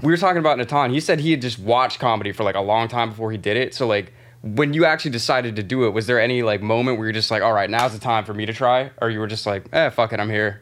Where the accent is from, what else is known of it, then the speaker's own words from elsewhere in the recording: by Tampa, Florida, United States; now in New York, United States; I'm, I'm from Florida